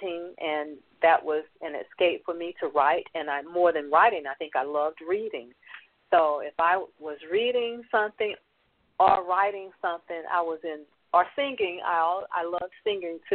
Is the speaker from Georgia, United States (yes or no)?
yes; Atlanta, Georgia, United States; I grew up in Atlanta, Georgia, and I'm a product of the project